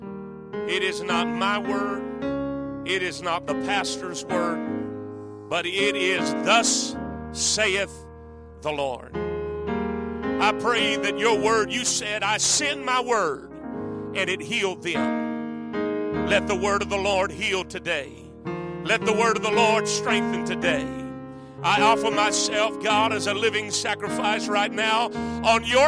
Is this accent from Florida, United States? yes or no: yes; the Everglades, South Florida, United States; I'm from South Florida. I grew up in the Everglades